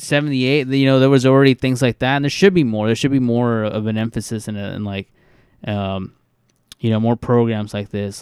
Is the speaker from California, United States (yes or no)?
yes; California, United States; We're from California and our state is golden